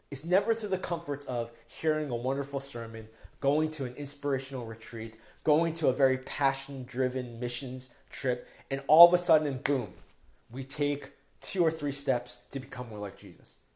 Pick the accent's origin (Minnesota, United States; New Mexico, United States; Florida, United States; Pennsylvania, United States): Pennsylvania, United States; Philadelphia; moved away as an adult; now in Toronto, Canada; when we first moved to Toronto, I mean, we're from Philadelphia, we moved maybe four or five years ago